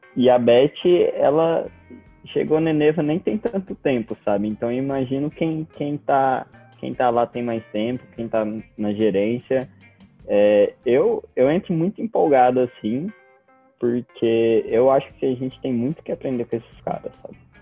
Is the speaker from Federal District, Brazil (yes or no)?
no; Goiás, Brazil; representando mais especificamente o meu Goiás